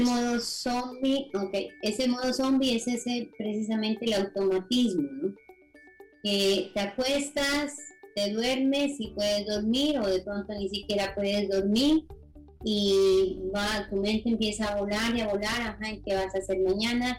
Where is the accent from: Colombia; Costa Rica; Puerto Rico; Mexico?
Colombia; Nariño; yo soy colombiana, orgullosamente nariñense